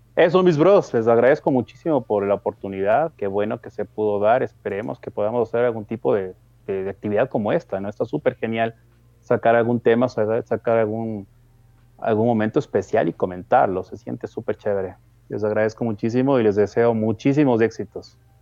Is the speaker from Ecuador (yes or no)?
yes; Ecuador; yo soy de Ecuador